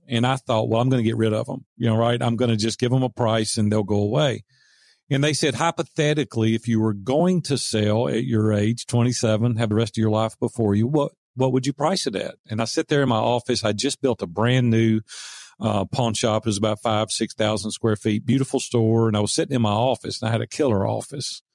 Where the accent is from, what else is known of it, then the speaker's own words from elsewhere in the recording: the South, United States; accent: Southern; my Southern accent